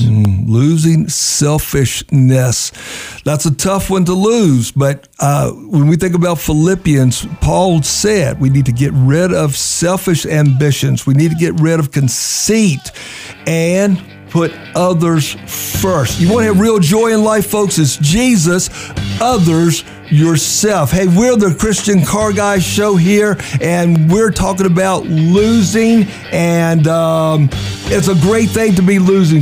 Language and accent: English; Virginia, United States; I'm from Virginia